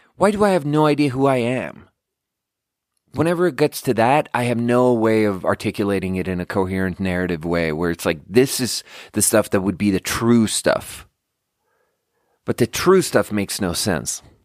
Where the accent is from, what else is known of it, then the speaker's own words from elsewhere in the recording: Canada; now in United States; that was clearly a Canadian burp.